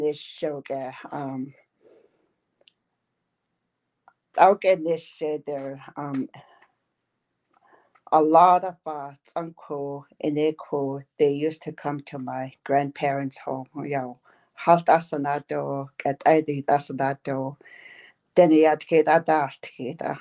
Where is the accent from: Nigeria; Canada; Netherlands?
Canada; northern Manitoba; first language Dene; English is a second language; I'm from way up north, you know, in Canada, Manitoba.